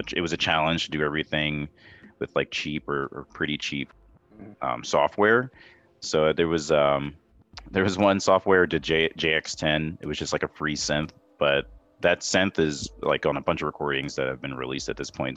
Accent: New York City, New York, United States; I grew up in New York listening in Queens. That's where I was born

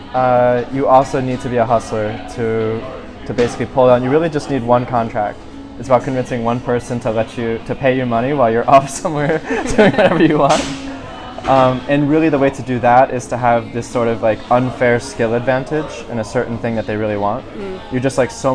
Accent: South Florida, United States; I'm from South Florida

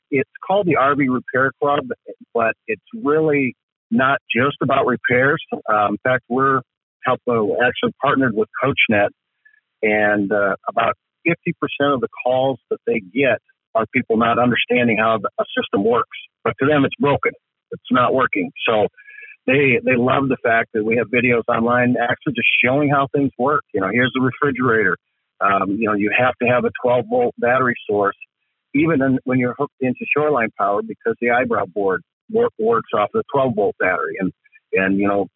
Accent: Midwest, United States; I grew up in the Midwest

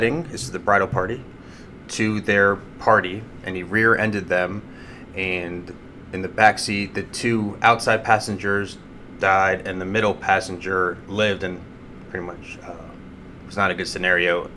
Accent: Sandy Springs, Georgia, United States; also born or lived in Dunwoody, Georgia / Ann Arbor, Michigan; I grew up in Sandy Springs

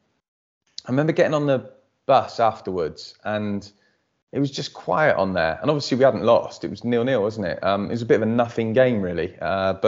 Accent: England, United Kingdom; now in Bristol, United Kingdom; we're obviously English and not Welsh

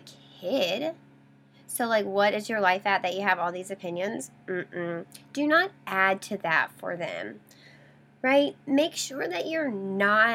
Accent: the South, Southern United States, United States; I grew up in the Southern culture and that's how we did things

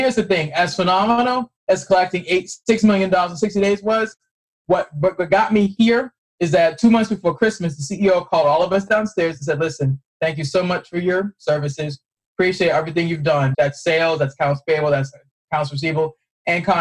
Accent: Boston, Massachusetts, United States; moved away; I'm originally from Boston

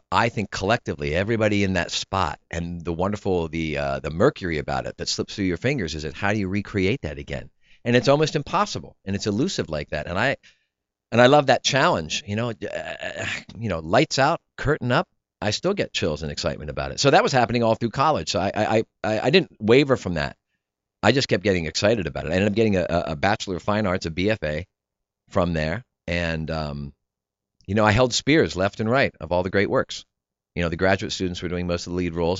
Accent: New Cumberland, Pennsylvania, United States; moved away; I grew up in South Central P A in New Cumberland, right across the river from Harrisburg

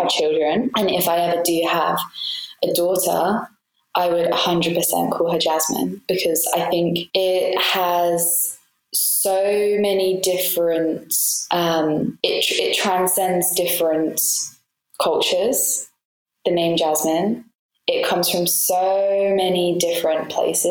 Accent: England, United Kingdom; now in Malta; I don't 100% fit in with like the English culture I feel that I grew up

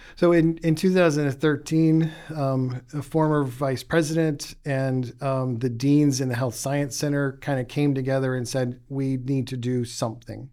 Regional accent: West Virginia, United States; moved away as an adult; also born or lived in Boston / Arizona / Florida / Memphis; I grew up in West Virginia

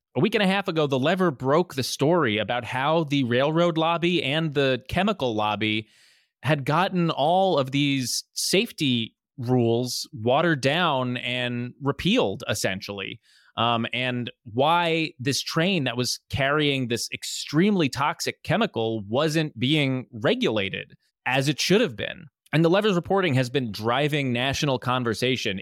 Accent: New Jersey, United States; moved away as an adult; now in New York, United States; I am from New Jersey

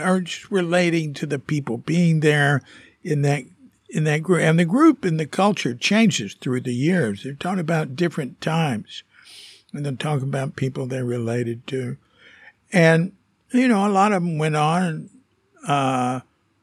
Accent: Fort Worth, Texas, United States; I'm from Fort Worth

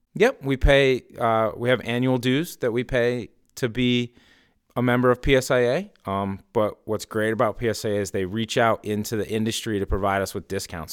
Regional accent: Stowe, Vermont, United States; now in Morrisville, United States; I grew up in Stowe and that's been my home base.

